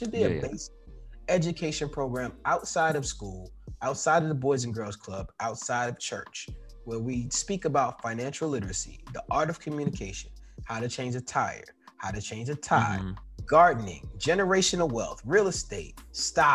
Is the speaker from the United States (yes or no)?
yes; New York City, New York, United States; growing up in New York, I lived in a building.